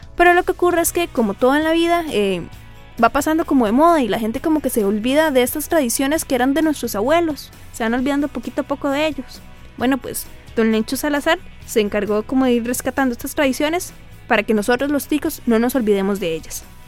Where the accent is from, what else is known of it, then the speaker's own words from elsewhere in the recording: Costa Rica; los que somos aquí de Tiquicia